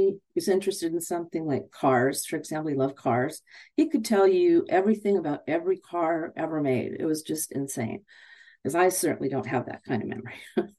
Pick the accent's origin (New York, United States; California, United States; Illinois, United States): California, United States; I grew up in Southern California with a father who loved music, loved all kinds of music.